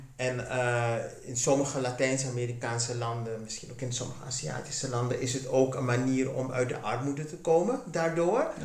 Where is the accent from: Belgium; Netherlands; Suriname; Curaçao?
Suriname; Ik ben in Suriname geboren en getogen